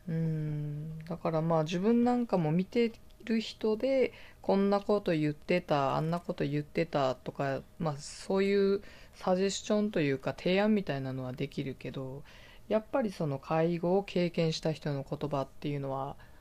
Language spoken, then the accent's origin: Japanese; Fukuoka, Japan; also born or lived in United States; 私はあの博多の、福岡の博多の方の出身なんです